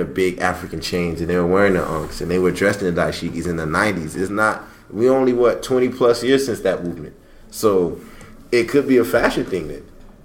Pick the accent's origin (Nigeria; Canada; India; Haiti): Haiti; moved away; also born or lived in Miami; I grew up in my culture. I grew up in Haiti. I live in Miami. Lived in Miami. We're all Haitian